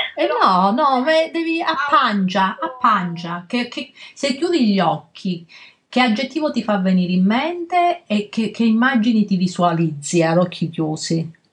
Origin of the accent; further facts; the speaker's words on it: Calabria, Italy; nella nostra terra, la Calabria, perché io e Alessia siamo calabresi